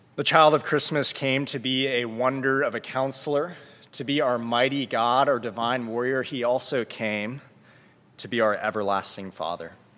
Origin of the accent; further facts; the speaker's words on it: South Florida, United States; moved away; I'm from South Florida